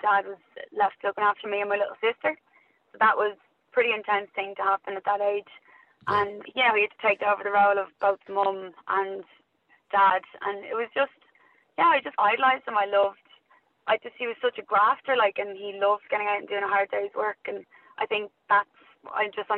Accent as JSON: {"language": "English", "town": "Dublin", "region": "Leinster", "country": "Ireland", "tie": "born or raised there", "also_born_or_lived": "Australia / New Zealand", "said": "I grew up in Loughlinstown in South Dublin, so stayed there most of my life"}